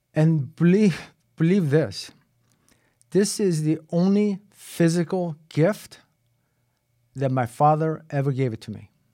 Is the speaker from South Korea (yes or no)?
yes; South Korea; also born or lived in Boston; now in United States; when I was growing up in Korea